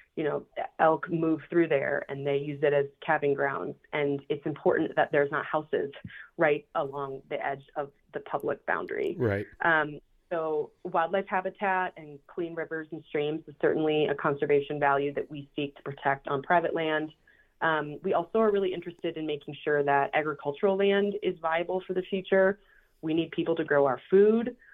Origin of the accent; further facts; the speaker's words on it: Minneapolis, Minnesota, United States; I was born and raised in Minneapolis, Minnesota, and I was a self proclaimed city girl.